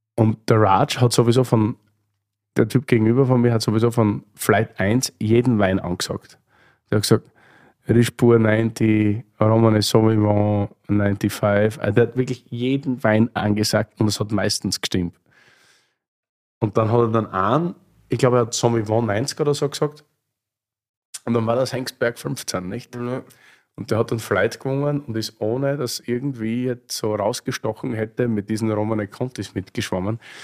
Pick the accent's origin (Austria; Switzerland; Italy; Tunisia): Austria; Styria; now in Berlin, Germany; bin gerade Österreicher in Deutschland